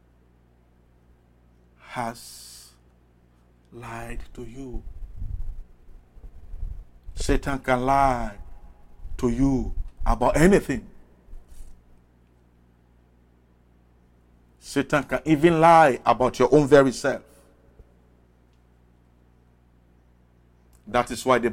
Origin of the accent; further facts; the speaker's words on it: Sierra Leone; I'm from West Africa, Sierra Leone